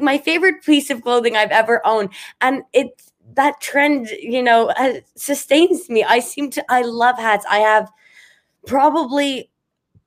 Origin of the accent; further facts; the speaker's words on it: Montreal, Quebec, Canada; I'm from Montreal